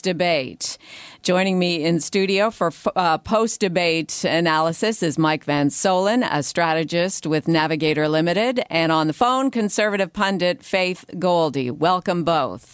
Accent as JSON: {"language": "English", "country": "Canada", "said": "we are Canadians"}